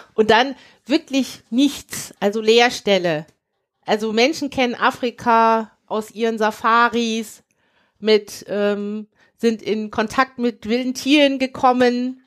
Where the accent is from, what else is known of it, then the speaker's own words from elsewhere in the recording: Cologne, North Rhine-Westphalia, Germany; also born or lived in Nigeria; ich natürlich sehr deutsch sozialisiert bin. Ich komme aus dem Rheinland